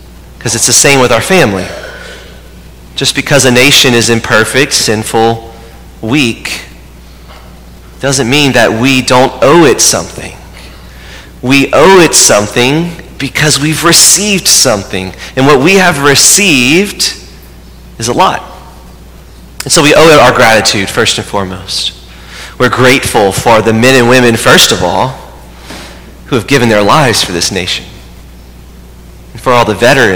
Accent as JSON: {"language": "English", "country": "United States", "said": "we approach them first as a Catholic, but second as an American"}